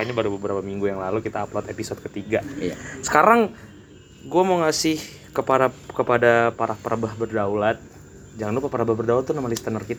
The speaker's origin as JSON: {"language": "Indonesian", "town": "Banjarmasin", "region": "South Kalimantan", "country": "Indonesia", "said": "asal dari Banjarmasin"}